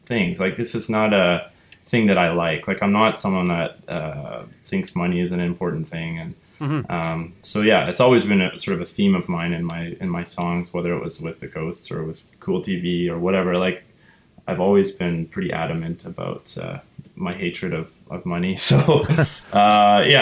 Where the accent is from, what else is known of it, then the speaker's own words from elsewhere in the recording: Vancouver Island, British Columbia, Canada; now in Vancouver, Canada; I'm originally from Vancouver Island, and so you know, growing up there in a sort of non-city environment